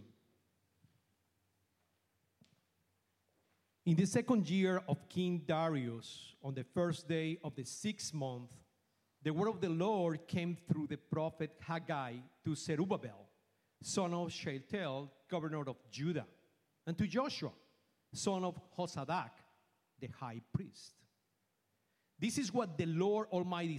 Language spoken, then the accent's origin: English; Bogotá, Colombia; English is a second language; moved away as an adult; now in Houston, United States; I am from Colombia. I was born in Bogota, Colombia. And I came to this country in the year 2001